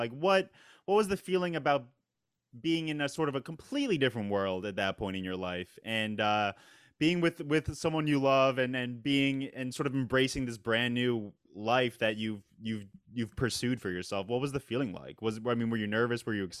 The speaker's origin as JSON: {"language": "English", "region": "New York", "country": "United States", "also_born_or_lived": "London", "said": "I'm from New York, which is a fairly, you know, metropolitan place. But it is a unique city"}